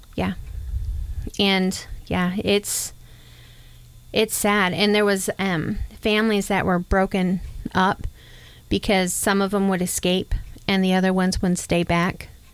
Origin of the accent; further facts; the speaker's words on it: New York, United States; now in Oklahoma, United States; I'm completely northerner. I I was born in New York. I didn't grow up in the South